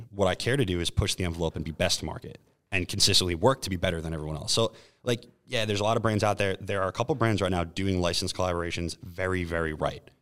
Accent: New York, United States; I'm from New York. I flew here specifically to taste this product.

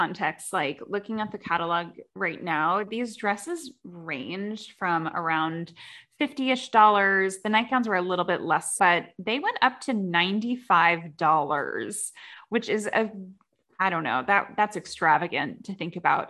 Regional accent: Connecticut, United States; I grew up in Connecticut, close-ish to Massachusetts

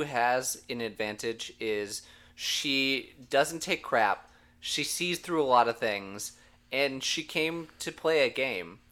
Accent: Minnesota, United States; I'm from Minnesota

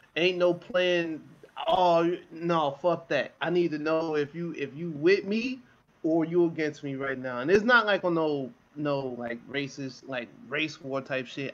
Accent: Chicago, Illinois, United States; also born or lived in near Oakland / San Jose, California; now in San Jose area, United States; I'm from Chicago

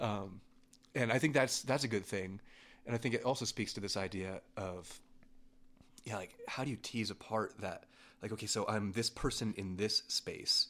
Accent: near Pittsburgh, Pennsylvania, United States; now in Denver, United States; I was born near Pittsburgh, Pennsylvania

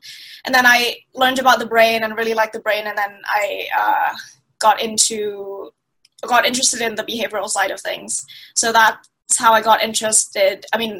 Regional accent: Thailand; also born or lived in Middle East; Yeah, so I'm from Thailand, but I grew up in the Middle East.

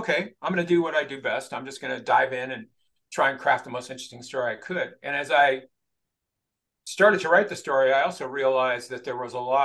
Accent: El Monte, California, United States; I grew up in East Los Angeles in El Monte, which was at that time a predominantly Hispanic neighborhood

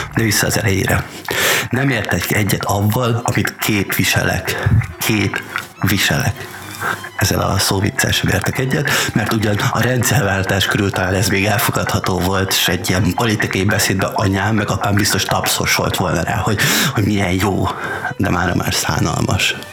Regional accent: Hungary; venger vagyok, mármint, hogy magyar

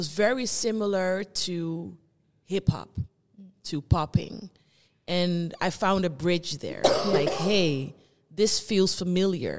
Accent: Netherlands; I was born here in the Netherlands. I grew up here. My parents and my family are from Curaçao

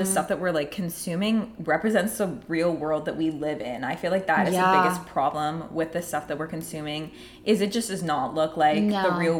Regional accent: Kerala, India; first language Malayalam; Like my family is Malayali. We're from South India. We speak Malayalam.

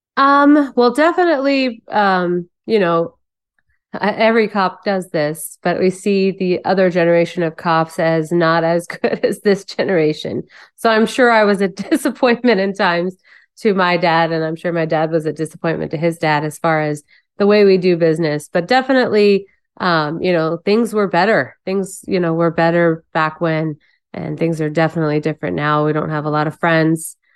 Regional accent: Phoenix, Arizona, United States; we grew up in Phoenix, so we had a great time here. That's why I stayed

